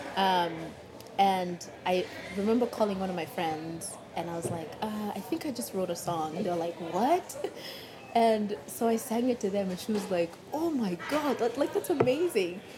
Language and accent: English; Kenya; now in Seattle, United States; growing up in Kenya